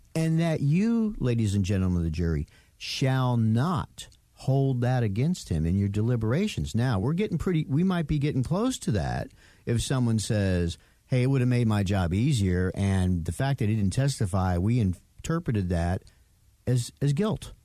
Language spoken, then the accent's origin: English; New York, United States; we Italians growing up in New York